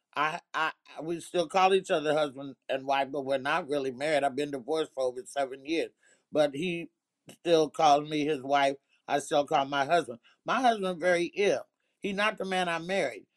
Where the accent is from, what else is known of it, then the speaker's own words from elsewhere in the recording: Oakland, California, United States; also born or lived in Arkansas; being in them streets in Oakland